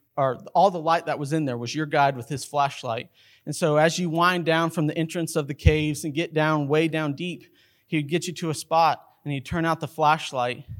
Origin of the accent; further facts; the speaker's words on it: Carlsbad, New Mexico, United States; growing up in Carlsbad, New Mexico